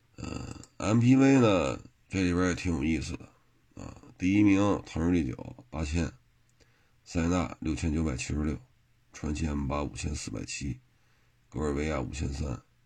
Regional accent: China; 我们中国人

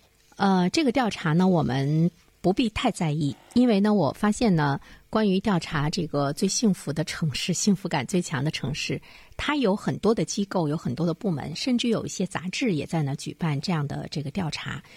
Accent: Dalian, Liaoning, China; 作为大连人来讲，我真的是觉得越来越觉得生活在大连很幸福

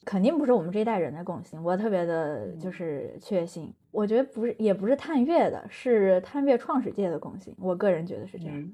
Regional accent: Chengdu, Sichuan, China; also born or lived in Anhui; 我老家是安徽，就是我是嗯，我是个，爸妈都是安徽的安徽人。然后我嗯老家从安徽给我从五岁拽到成都

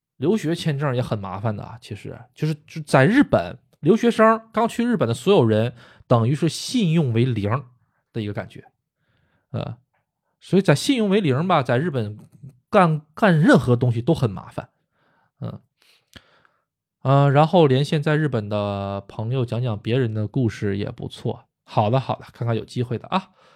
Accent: China; also born or lived in Tokyo, Japan; now in Japan; 毕竟我是说的中国话，我是中国人，我出生在中国

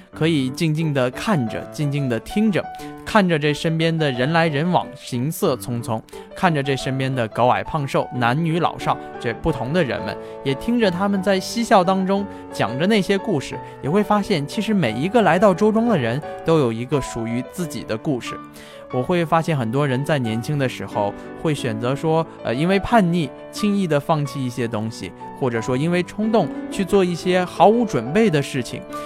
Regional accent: Jiangsu-Zhejiang area, China; 跟我一样，很多朋友从小生活在江浙这一带的朋友

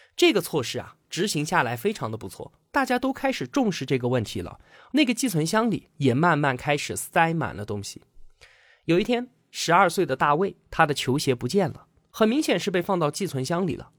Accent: China; 我们中国人的含蓄羞涩

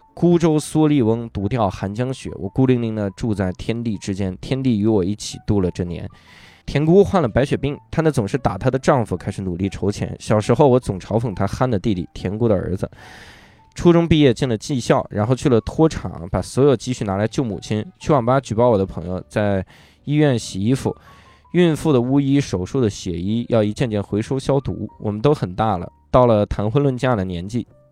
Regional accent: Wuhai, Inner Mongolia, China; moved away as an adult; also born or lived in Hangzhou; now in Beijing, China; 我老家，就是相当于我小时候在内蒙乌海长大

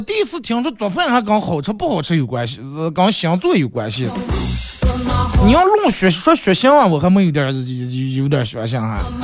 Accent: northern China, China; 小时候在咱们这儿过冬

